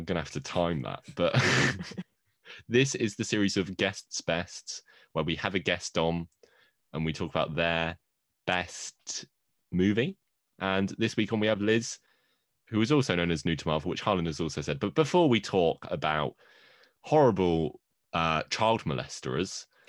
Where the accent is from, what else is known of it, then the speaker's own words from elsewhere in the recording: United Kingdom; I'm bloody British, innit?